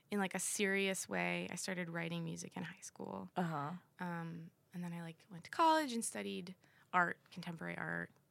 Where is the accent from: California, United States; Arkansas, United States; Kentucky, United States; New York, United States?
New York, United States; New York City; also born or lived in Manhattan; now in Queens, United States; I grew okay. up in Brooklyn.